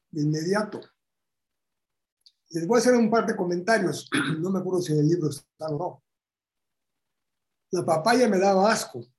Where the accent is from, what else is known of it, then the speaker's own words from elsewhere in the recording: Bulgaria; born there; moved away; yo nací en Bulgaria. Y me habla en búlgaro.